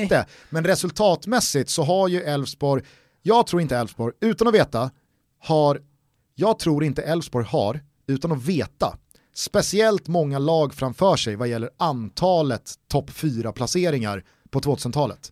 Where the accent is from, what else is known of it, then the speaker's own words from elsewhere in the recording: Stockholm, Stockholm County, Sweden; vi är väl också stockholmare i Stockholm